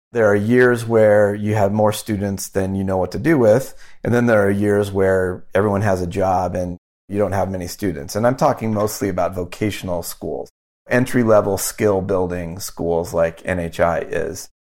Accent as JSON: {"language": "English", "country": "United States", "tie": "born or raised there", "also_born_or_lived": "Wyoming / Omaha, Nebraska", "said": "I grew up in Wyoming and Omaha, Nebraska"}